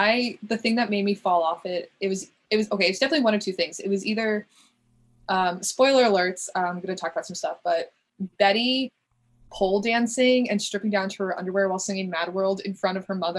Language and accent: English; Connecticut, United States; also born or lived in New York; But I lived in Oyster Bay for 3 years, but I'm mostly Connecticut.